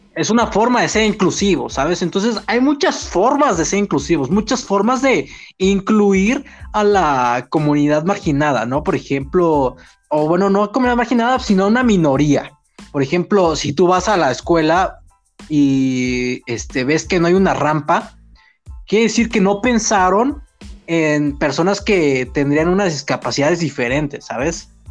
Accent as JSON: {"language": "Spanish", "region": "Mexico City", "country": "Mexico", "said": "nosotros somos chilangos, ¿no? Somos de la Ciudad de México y tenemos nuestros modismos, nuestra jerga y nuestra argot"}